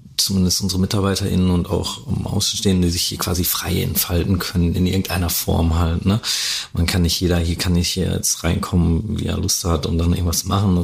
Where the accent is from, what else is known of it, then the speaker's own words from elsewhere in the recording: Dortmund, North Rhine-Westphalia, Germany; ich komme aus Dortmund oder aus dem Ruhrgebiet